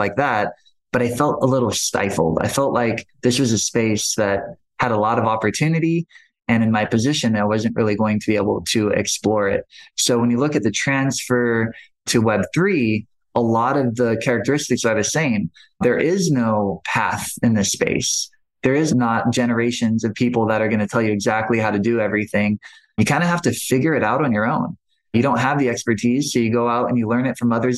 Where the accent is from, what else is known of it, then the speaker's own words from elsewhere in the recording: Maui, Hawaii, United States; I grew up on Maui.